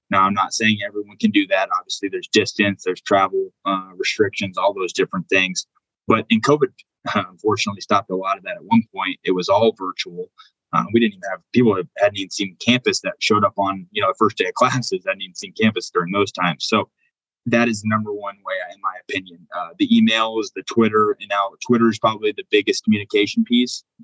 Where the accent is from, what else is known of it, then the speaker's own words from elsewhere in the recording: Indiana, United States; Um, and again, I'm from the Midwest originally. I'm from Indiana originally. I moved around. Obviously, I was a coach's kid. I bounced around.